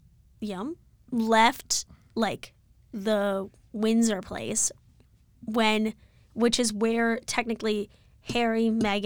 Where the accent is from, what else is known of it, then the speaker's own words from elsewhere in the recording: India; As an Indian, not a huge fan of the British.